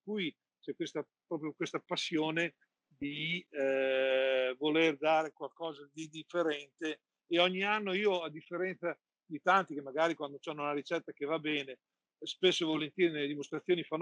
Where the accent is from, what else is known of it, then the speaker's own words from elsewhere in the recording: Emilia-Romagna, Italy; io sono innamorato eh, di due panettoni che sono legati alla mia terra. Uno è il marzapane romagnolo